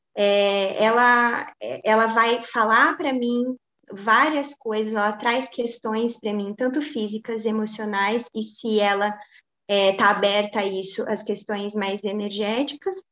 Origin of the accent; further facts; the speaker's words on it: Pouso Alegre, Minas Gerais, Brazil; na minha cidade natal, que é Pouso Alegre, né, de onde a gente está falando